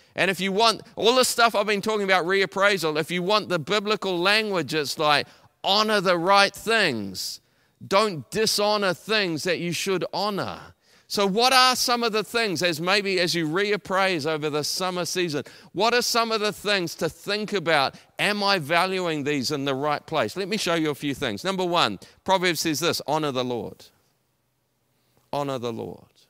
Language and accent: English; Taranaki, New Zealand; moved away as an adult; also born or lived in Auckland; I'm originally from Taranaki. I came to Auckland to go to university.